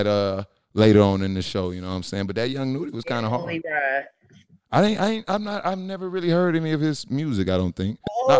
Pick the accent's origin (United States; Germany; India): United States; the South; I'm from the South, born and raised in the South, never left this place.